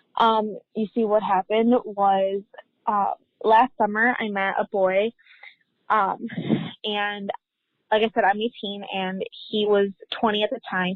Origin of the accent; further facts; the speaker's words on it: Illinois, United States; we're both from Illinois, so I stayed here in Illinois